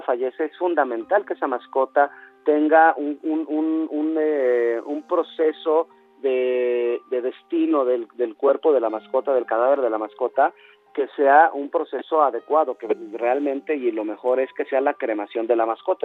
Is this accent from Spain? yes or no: no; Mexico; como mexicanos